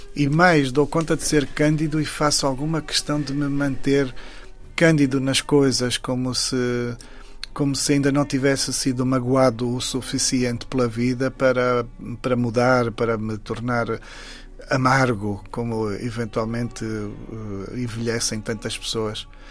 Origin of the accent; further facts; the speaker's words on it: Saurimo, Lunda Sul, Angola; moved away; Saurim, que é exatamente a terra onde eu nasci